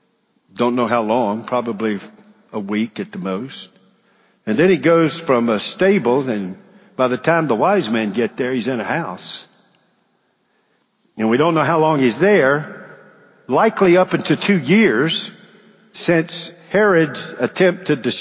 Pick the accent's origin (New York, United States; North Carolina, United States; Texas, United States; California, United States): North Carolina, United States; Charlotte; born there; When I was born in Charlotte, I was born into a family that came out of what's called the mill towns of Augusta, Georgia.